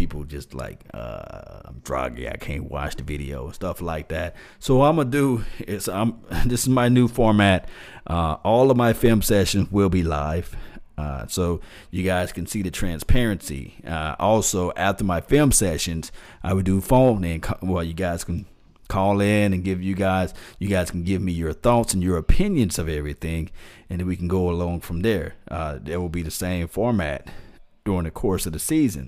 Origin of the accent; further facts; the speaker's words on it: Mississippi, United States; I'm from Mississippi